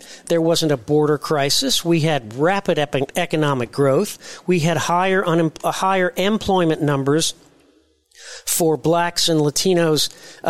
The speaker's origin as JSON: {"language": "English", "town": "Carmel", "region": "Indiana", "country": "United States", "tie": "born or raised there", "said": "my hometown of Carmel, Indiana"}